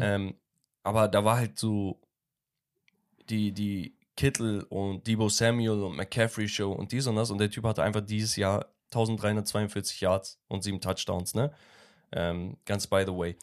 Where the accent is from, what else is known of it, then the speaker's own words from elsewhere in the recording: Turkey; in meiner Heimatstadt in der Türkei